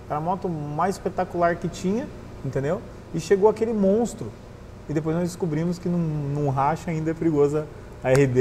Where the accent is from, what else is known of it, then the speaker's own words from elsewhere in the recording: Cornélio Procópio, Paraná, Brazil; also born or lived in Londrina; now in Foz do Iguaçu, Brazil; Eu sou de Cornélio Procópio, uma cidade ali no norte do Paraná, perto de Londrina, para quem não conhece. É, eu cresci, nasci lá, estudei em Londrina.